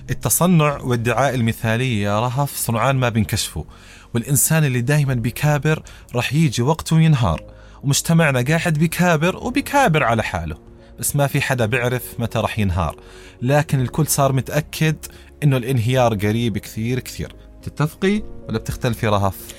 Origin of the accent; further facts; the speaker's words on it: Jordan; عندنا بالأردن